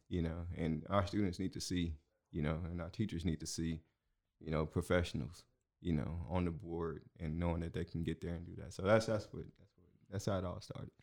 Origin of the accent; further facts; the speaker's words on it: Houston, Texas, United States; moved away as an adult; also born or lived in Aldine, Texas; now in Waco, United States; I'm from Houston originally.